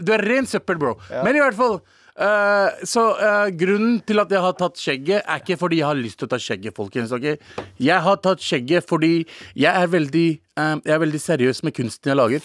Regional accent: Norway; jeg er en norsk pakistaner

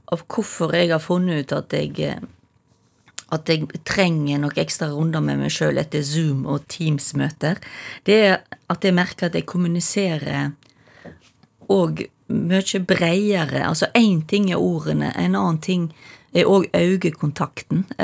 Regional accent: Stord, Vestland, Norway; accent: Stord dialect; Det løye er jo at mamma og pappa er ikke for Stord, men jeg, jeg, begynner å snakke Jeg tror jeg har begynt å snakke tjukkere og tjukkere storamål til lenger

